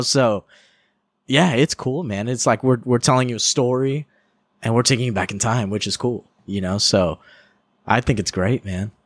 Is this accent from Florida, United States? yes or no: no; California, United States; I'm from California